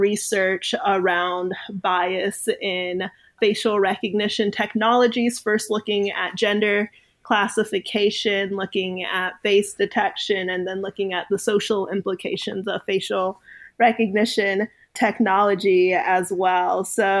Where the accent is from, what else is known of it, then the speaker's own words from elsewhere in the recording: Oxford, Mississippi, United States; also born or lived in Canada / Ghana; I was born in Canada, then moved to Ghana when I was around 2 and then made it to my first Oxford, Mississippi, when I was around 4 years old. So I'm a first generation immigrant and my early experiences of the United States are in the American South.